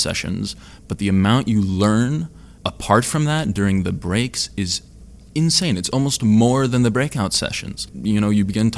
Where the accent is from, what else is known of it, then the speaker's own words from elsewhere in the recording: California, United States; I am from California